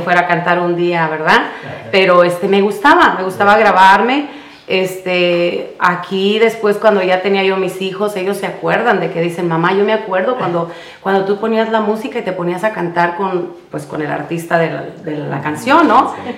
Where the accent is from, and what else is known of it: Jacona, Michoacán, Mexico; born or raised there; now in California, United States